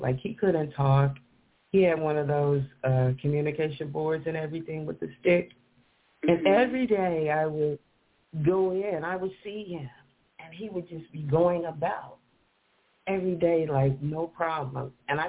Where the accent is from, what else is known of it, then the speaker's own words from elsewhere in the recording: the South, United States; born there; And, you know, she lived in the South, and I was born in the South, but I found out that she actually delivered me and my brother and sister